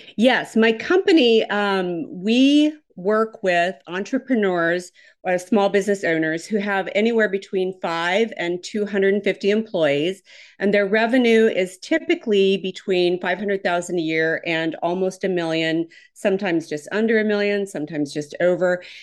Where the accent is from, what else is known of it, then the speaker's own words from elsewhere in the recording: Minnesota, United States; now in Houston, United States; I'm originally from Minnesota, so I have absolutely the wrong accent.